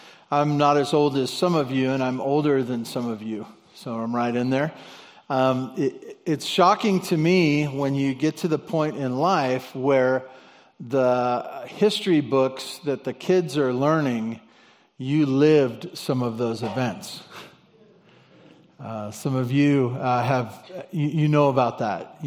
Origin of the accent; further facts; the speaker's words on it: Santa Barbara, California, United States; my grandparents that I grew up with in Santa Barbara